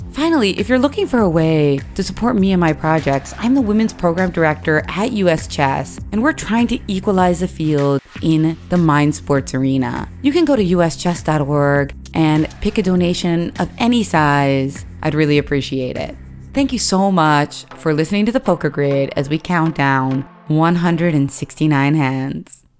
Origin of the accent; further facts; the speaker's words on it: Philadelphia, Pennsylvania, United States; accent: Philadelphia; my crazy Philadelphia mispronunciations